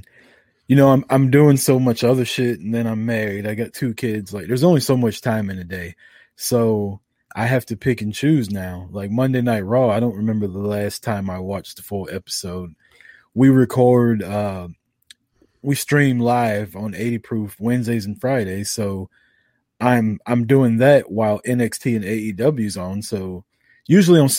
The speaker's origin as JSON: {"language": "English", "town": "Kansas City", "region": "Missouri", "country": "United States", "said": "I'm from Kansas City, Missouri"}